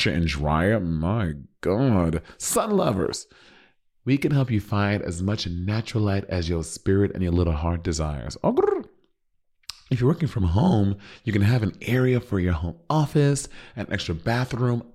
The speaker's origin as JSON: {"language": "English", "town": "New York City", "region": "New York", "country": "United States", "tie": "born or raised there", "said": "I grew up in East Flatbush"}